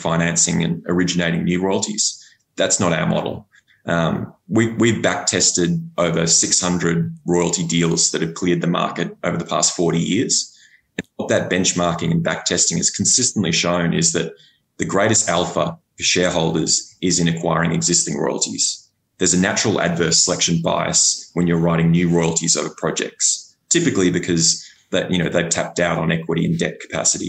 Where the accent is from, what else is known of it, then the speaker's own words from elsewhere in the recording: Australia; accent: Australian; my unfortunate Australian accent